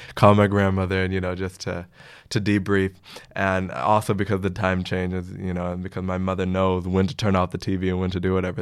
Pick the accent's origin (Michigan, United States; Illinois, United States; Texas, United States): Illinois, United States; Chicago; moved away as an adult; now in Amsterdam, Netherlands; I hail from Chicago, the windy city